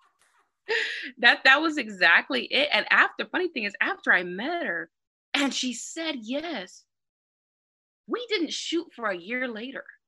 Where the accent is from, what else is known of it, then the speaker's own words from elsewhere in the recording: San Bernardino, California, United States; I'm a nobody from San Bernardino. San Bernardino is one of the most dangerous cities in America. I'm born and raised from there